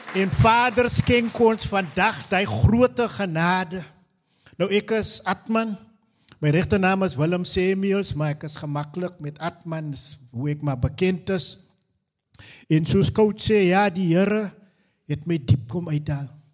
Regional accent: Stellenbosch, Western Cape, South Africa; also born or lived in Newtville (birthplace); so 2 jaar oud besluit my mammie om weer te trou en ons trek trek na die kant van Stellenbosch toe.

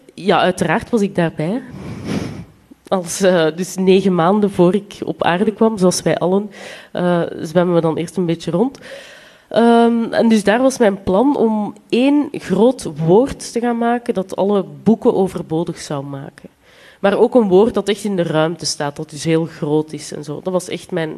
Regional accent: Flanders, Belgium; accent: Flemish; ik spreek Vlaams

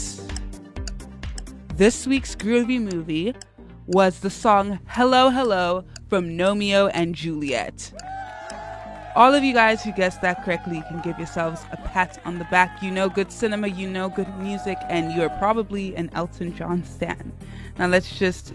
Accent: Lagos, Nigeria; I'm also Nigerian, not from River State though, just Lagos.

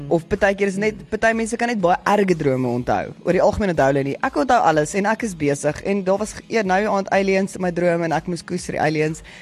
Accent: South Africa; ek het in die Larrespark groot geword

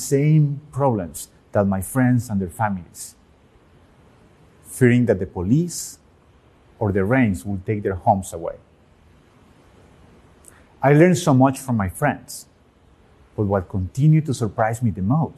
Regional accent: Medellín, Antioquia, Colombia; When I was 6 years old, growing up in Medellin, Colombia

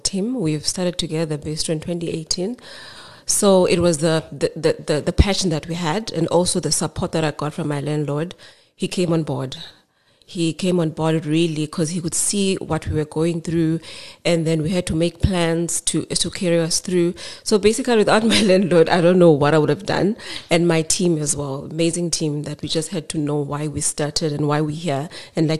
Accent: Eastern Cape, South Africa; I'm from the Eastern Cape

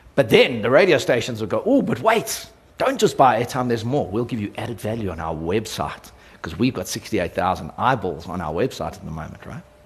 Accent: South Africa; my role as a South African

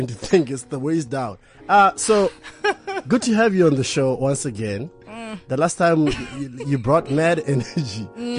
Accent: Botswana; I'm from Botswana.

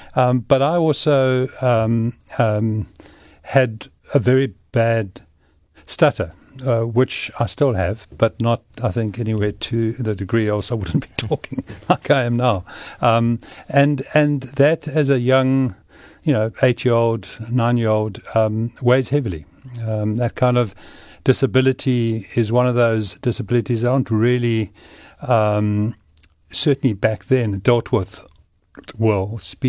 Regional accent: Cape Town, Western Cape, South Africa; I grew up in Cape Town and came from a family that was fairly active. We hiked and enjoyed Table Mountain a lot.

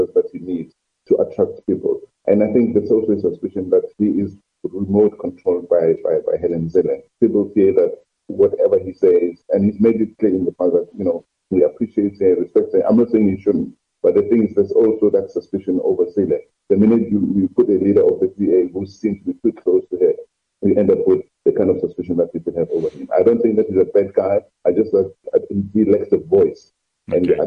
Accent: Johannesburg, Gauteng, South Africa; moved away; I grew up in Johannesburg

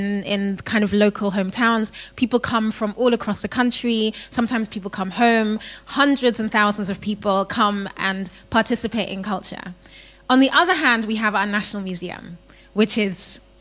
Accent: Ghana; So I'm from Ghana. I live in Ghana.

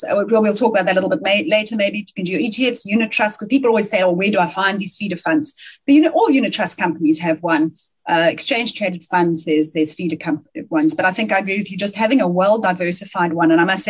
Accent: South Africa; You pick up the phone to somebody in London and you say, hi, I'm from South Africa.

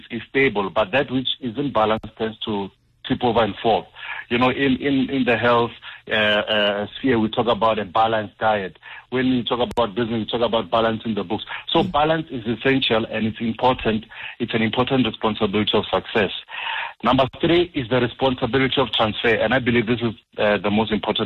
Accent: Limpopo, South Africa; moved away; I actually went to visit the folks, so it was extra hot because I'm from Limpopo

